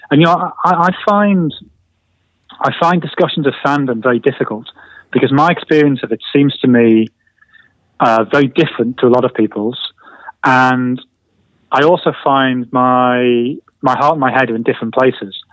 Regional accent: Sunderland, North East England, United Kingdom; moved away as an adult; now in London, United Kingdom; I moved to London from Sunderland 20 years ago, and London's so big and so busy.

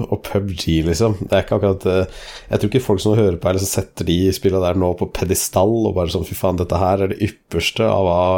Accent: Denmark; Altså, jeg er jo dansk.

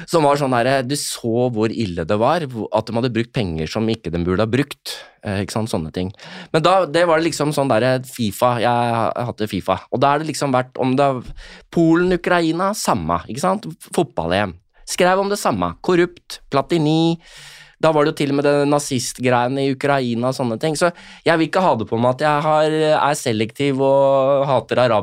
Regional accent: Norway; altså jeg som nordmann opplever jo ikke fæle ting, ikke sant?

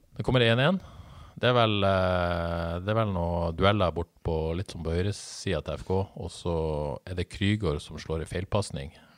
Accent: Bodø, Nordland, Norway; moved away; Jeg er bare fra Bodø

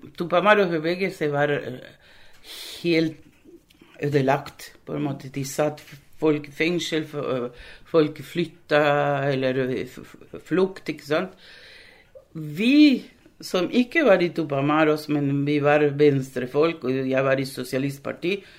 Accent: Uruguay; Norwegian is a second language; moved away as an adult; now in Langesund, Norway; ble født og, og i Uruguay

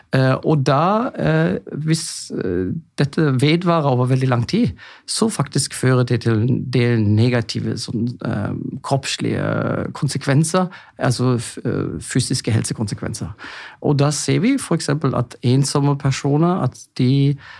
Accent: Germany; Norwegian is a second language; moved away as an adult; now in Norway; jeg er jo egentlig tysk

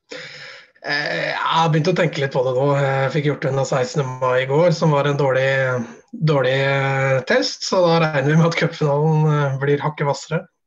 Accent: Strømmen, Akershus, Norway; født og oppvokst på Strømmen

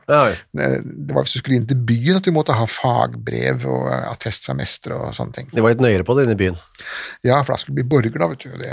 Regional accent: Østfold, Norway; Ja, jeg født og oppvokst i Østfold.

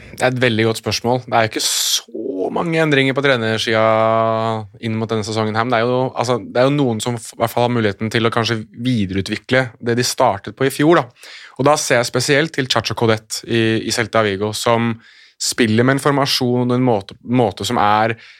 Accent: Oslo, Norway; jeg er født og oppvokst i Oslo sentrum

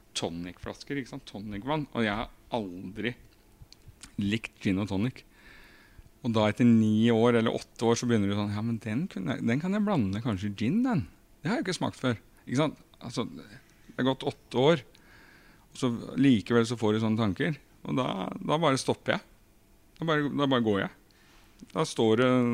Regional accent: Krokstad, Norway; i Krokstad, der jeg kommer fra

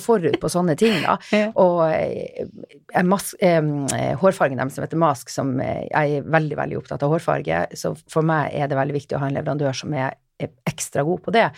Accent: Finnmark, Norway; now in Oslo, Norway; Jeg Kommer nordfra, helt fra Finnmark. Men eh, jeg har blitt eh, Oslo-dame etter hvert

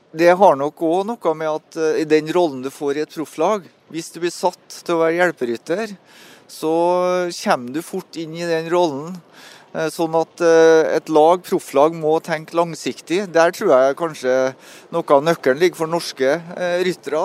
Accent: Melhus, Trøndelag, Norway; moved away; når jeg bodde på Melhus, da, så der jeg er fra, så var det en bakke på to km som jeg måtte sykle hver gang jeg kom hjem fra skolen

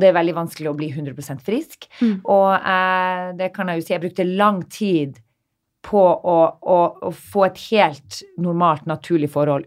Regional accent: Narvik, Nordland, Norway; moved away; Jeg som kommer fra en liten by. Eh, jeg snakka litt med mine Narvik-venner nå når vi var hjemme i Narvik sist.

